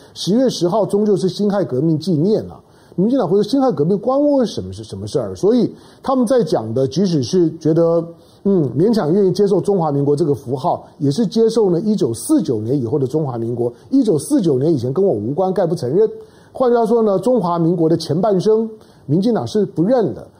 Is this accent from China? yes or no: no; Taiwan; 我们生活在台湾